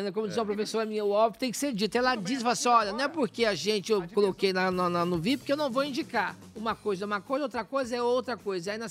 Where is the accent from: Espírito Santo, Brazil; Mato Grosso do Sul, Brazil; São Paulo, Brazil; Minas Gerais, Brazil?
Minas Gerais, Brazil; Somos mineiros, a gente fala que nossa.